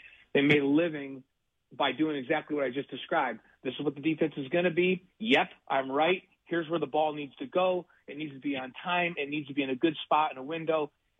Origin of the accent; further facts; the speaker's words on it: New York, United States; moved away; my home state, and the Buffalo Bills.